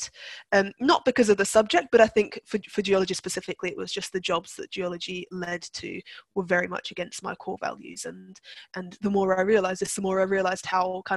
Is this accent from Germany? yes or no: no; Turkey; I was brought up I was brought up in Turkey